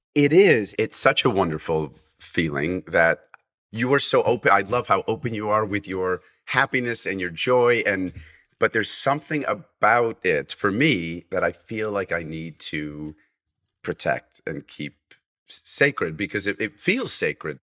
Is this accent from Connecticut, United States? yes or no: yes; Fairfield, Connecticut, United States; also born or lived in Massachusetts; I was born in Fairfield, so I grew up in Fairfield